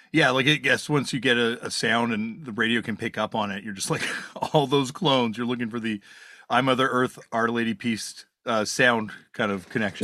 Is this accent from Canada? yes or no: yes; Canada; growing up in Canada, having much music